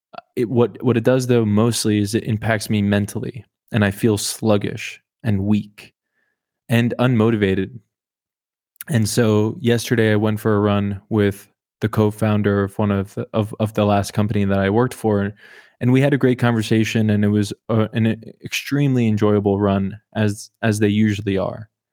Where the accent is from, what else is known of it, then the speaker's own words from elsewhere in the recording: Oklahoma, United States; I was born in the state above Texas